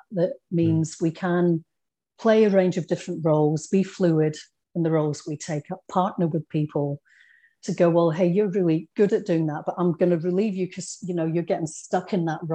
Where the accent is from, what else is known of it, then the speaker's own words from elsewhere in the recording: Scotland, United Kingdom; accent: Scottish; moved away as an adult; also born or lived in England; now in Australia; I grew up in Scotland, but had been born in England and with English parents. And I lost that accent really quickly